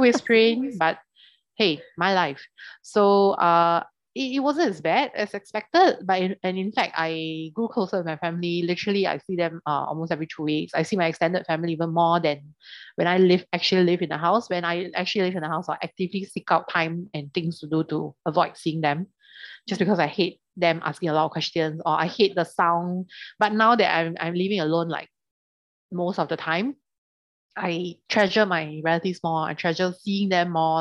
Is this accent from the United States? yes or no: no; Singapore; we come from Singapore